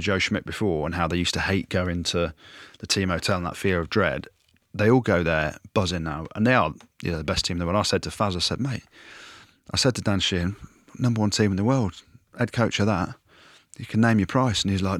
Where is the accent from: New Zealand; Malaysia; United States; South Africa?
South Africa; Yeah, my bro. I am South African.